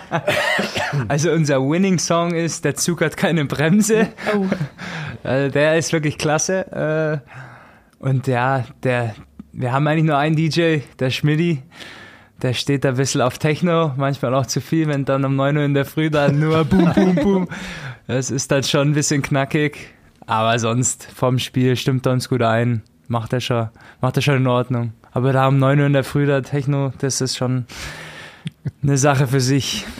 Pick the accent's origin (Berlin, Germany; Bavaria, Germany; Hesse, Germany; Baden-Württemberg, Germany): Bavaria, Germany; Augsburg; ich bin aus Augsburg